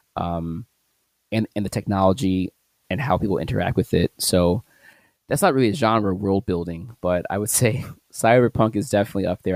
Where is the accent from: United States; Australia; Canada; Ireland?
United States; St. Louis, Missouri; my hometown, St. Louis